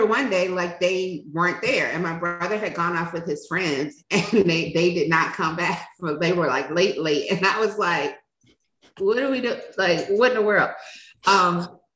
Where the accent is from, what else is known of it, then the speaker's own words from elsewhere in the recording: Richmond, Virginia, United States; we grew up in Richmond. I spent half of my childhood in an area, Northside, my whole childhood in Northside, but in an area called Battery Park